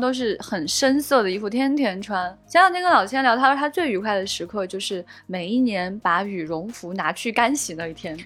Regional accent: Xi'an, Shaanxi, China; 我们西安感觉也有这个说法

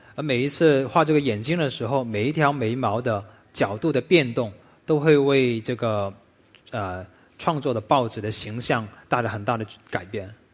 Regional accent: Foshan, Guangdong, China; 喜事文化是我家乡佛山顺德的一个，呃，很重要的传统文化

